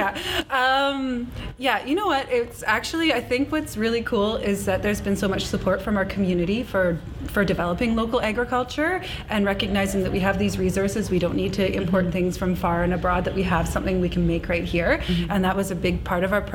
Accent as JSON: {"language": "English", "town": "Vancouver", "region": "British Columbia", "country": "Canada", "moved": "as an adult", "lives_now": "Comox Valley, Canada", "said": "I'm actually from Vancouver"}